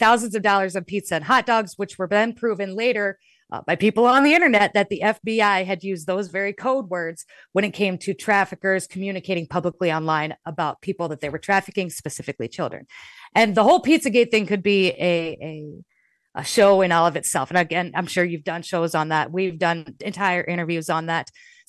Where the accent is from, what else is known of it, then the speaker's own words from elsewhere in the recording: Midwest, United States; Omaha is very close to me. I'm from the Midwest.